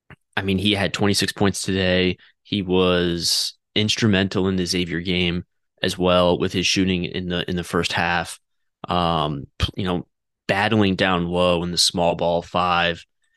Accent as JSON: {"language": "English", "region": "Connecticut", "country": "United States", "tie": "born or raised there", "moved": "as an adult", "lives_now": "Cincinnati, United States", "said": "I would like to strike that from the record and say I'm from Connecticut. I've lived 18 years in Connecticut. I may be living in Cincinnati now, but I will always be from Connecticut."}